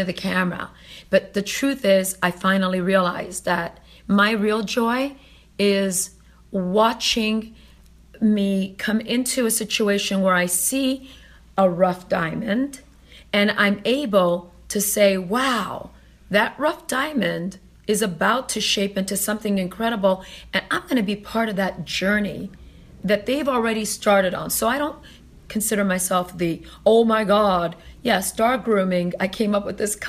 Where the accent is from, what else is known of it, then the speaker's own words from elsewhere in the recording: Canada; also born or lived in Italy; I'm from Italy, raised in Canada